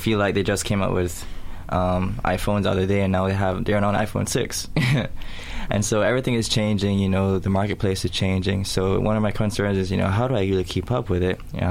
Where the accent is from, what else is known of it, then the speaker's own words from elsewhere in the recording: Cayman Islands; moved away as an adult; now in Florida, United States; I'm from the Cayman Islands, but I'm here studying school in Florida